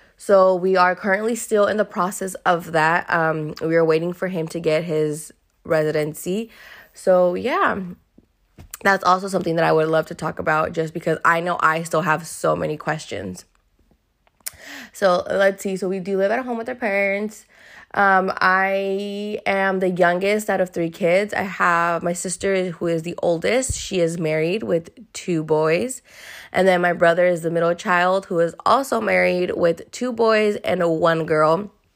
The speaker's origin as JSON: {"language": "English", "town": "Hayward", "region": "California", "country": "United States", "tie": "born or raised there", "said": "I was born and raised here in Hayward, California."}